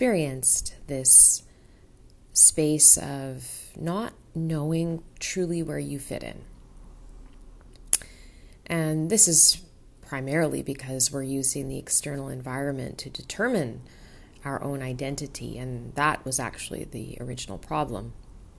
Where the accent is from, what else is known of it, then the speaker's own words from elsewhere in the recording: Vancouver, British Columbia, Canada; I was born in Vancouver, Canada